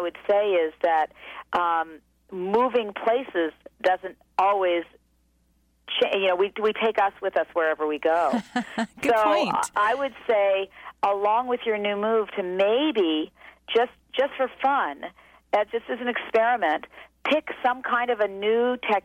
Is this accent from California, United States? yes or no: yes; California, United States; As a Californian